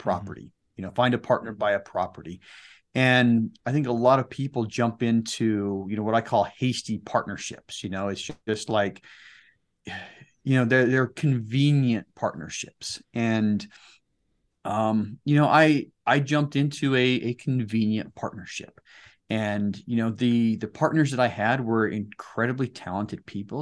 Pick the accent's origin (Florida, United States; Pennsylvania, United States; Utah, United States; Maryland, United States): Utah, United States; Salt Lake City; born and raised in the Salt Lake City area